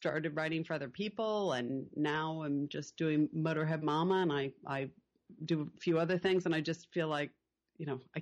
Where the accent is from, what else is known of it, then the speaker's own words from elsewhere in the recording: Connecticut, United States; now in Topanga, United States; growing up in Connecticut.